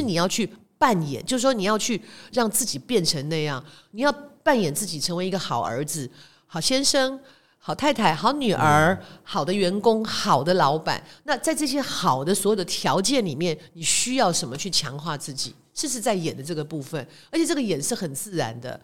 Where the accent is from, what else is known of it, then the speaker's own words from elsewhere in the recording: Taiwan; 我们台湾人做事比较讲感情嘛